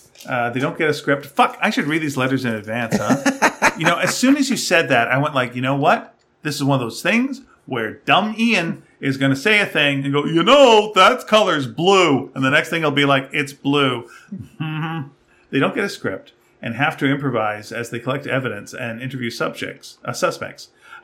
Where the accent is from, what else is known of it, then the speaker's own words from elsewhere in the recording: Australia; Growing up in Australia climatizes you to warm winters to such an extent that everywhere else in the world seems positively arctic by comparison.